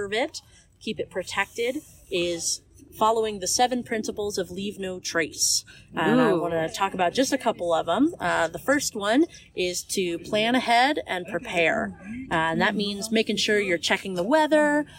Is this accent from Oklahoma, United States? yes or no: no; St. Louis, Missouri, United States; moved away as an adult; I am originally from the St. Louis area back in Missouri